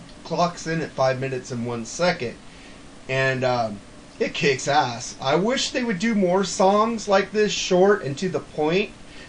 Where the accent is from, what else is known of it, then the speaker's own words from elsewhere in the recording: United States; I'm an American.